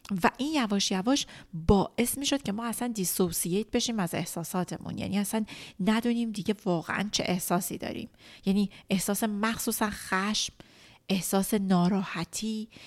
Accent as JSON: {"language": "Persian", "country": "Iran", "tie": "born or raised there", "said": "توی ایران بزرگ شدم چون من خیلی شدید یاد گرفتم که اگه بخوام موفق باشم اگه بخوام مستقل باشم به با عنوان یک زن ایرانی باید سرمو بندازم پایین"}